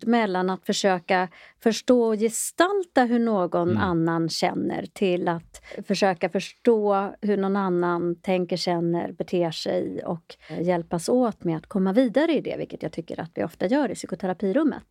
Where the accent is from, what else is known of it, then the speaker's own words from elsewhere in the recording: Sweden; also born or lived in Ethiopia; jag är själv adopterad från Etiopien